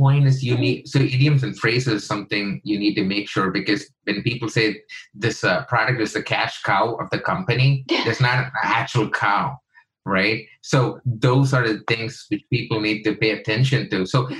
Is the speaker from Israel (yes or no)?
no; India; me and my wife used to do those workshops because she's American, I'm Indian